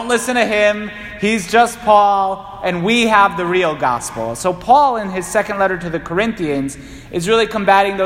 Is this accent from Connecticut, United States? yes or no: yes; Waterbury, Connecticut, United States; I'm from Waterbury.